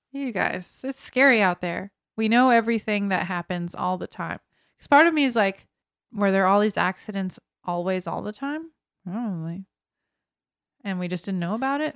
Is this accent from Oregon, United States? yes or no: no; Florida, United States; We are from Florida